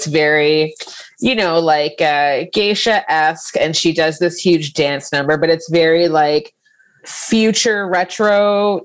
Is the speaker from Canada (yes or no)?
yes; Milton, Ontario, Canada; Milton, Ontario.